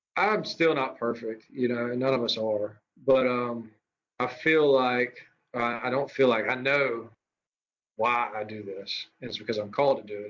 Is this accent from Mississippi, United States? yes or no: yes; Madison, Mississippi, United States; moved away as an adult; also born or lived in Hammond, Louisiana; now in Meridian, United States; I am born and raised in Madison, Mississippi